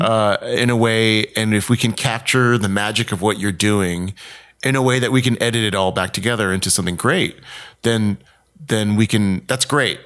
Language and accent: English; Houston, Texas, United States; moved away as an adult; also born or lived in Columbus, Mississippi / Raleigh, North Carolina / Winston-Salem, North Carolina / New York City; now in Los Angeles, United States; I grew up in Houston, Texas